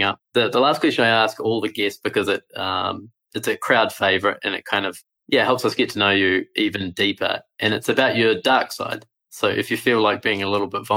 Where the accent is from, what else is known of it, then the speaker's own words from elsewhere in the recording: New Zealand; I'm from New Zealand